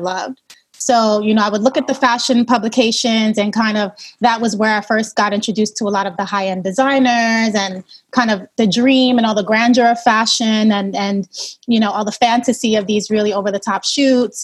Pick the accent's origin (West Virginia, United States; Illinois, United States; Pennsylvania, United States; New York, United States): New York, United States; New York City; I'm a native New Yorker. I grew up in Brooklyn